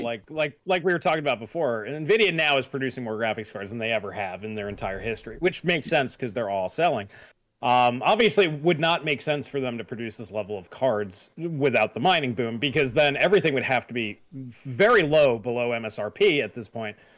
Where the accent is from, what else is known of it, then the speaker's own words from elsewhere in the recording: United States; I'm an American